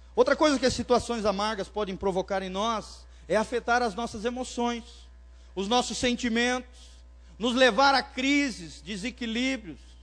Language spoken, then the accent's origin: Portuguese; Blumenau, Santa Catarina, Brazil; moved away; Lá em Blumenau, minha terra natal